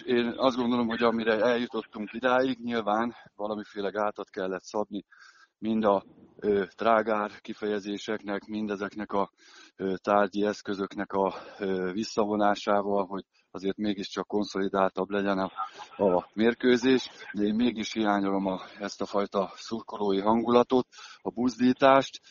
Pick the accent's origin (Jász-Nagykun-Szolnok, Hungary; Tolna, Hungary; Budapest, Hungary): Jász-Nagykun-Szolnok, Hungary; Szolnok; én Szolnokon nevelkedtem, ott kerültem be a profi világba